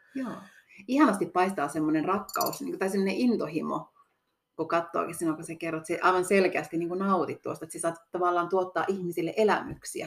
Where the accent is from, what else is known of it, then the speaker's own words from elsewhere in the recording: Kittilä, Lapland, Finland; on täältä kotoisin